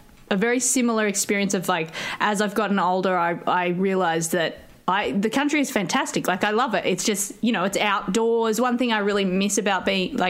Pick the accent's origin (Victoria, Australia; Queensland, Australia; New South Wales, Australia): New South Wales, Australia; Grafton; also born or lived in Sydney; I grew up in Grafton. So I'm pretty country, but my family is sort of faux country. They're like city interlopers. So my parents are both from Sydney. I was born in Sydney, but as a baby we moved up there